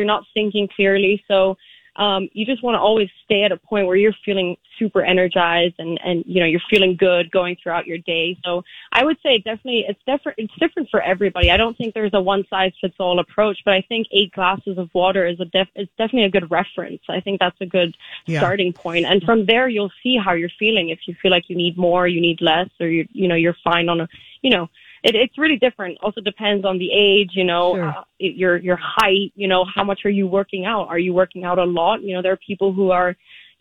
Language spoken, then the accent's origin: English; Vienna, Austria; moved away as an adult; now in United States; we started in 2017 in Vienna. That's my hometown.